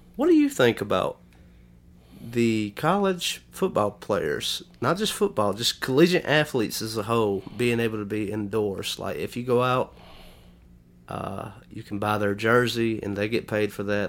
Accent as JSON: {"language": "English", "area": "Lamar County", "region": "Alabama", "country": "United States", "tie": "born or raised there", "said": "we grew up in Lamar County, Alabama."}